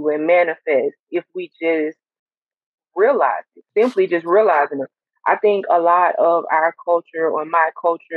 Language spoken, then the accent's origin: English; Montgomery, Alabama, United States; Montgomery, Alabama, to be exact